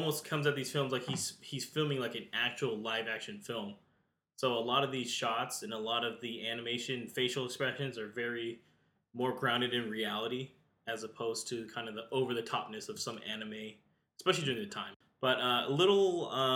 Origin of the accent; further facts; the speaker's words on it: United States; being American